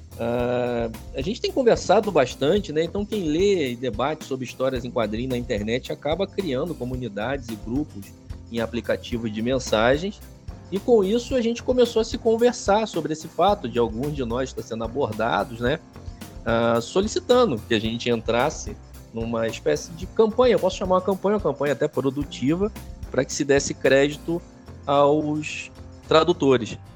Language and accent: Portuguese; Rio de Janeiro, Brazil; moved away as an adult; now in Caxias do Sul, Brazil; eu sou carioca, né, cara? Eu sou nascido no Rio de Janeiro e estou morando aqui em Caxias do Sul desde 2019